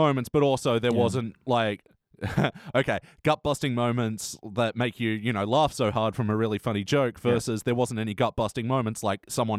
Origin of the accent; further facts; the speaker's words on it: New York, United States; I'm from New York as well.